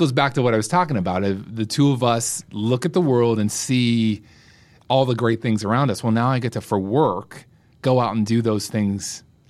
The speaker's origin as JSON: {"language": "English", "region": "Pennsylvania", "country": "United States", "tie": "born or raised there", "said": "Western Pennsylvania. I grew up in a small town. Then I went to Johnstown, which was a really struggling community."}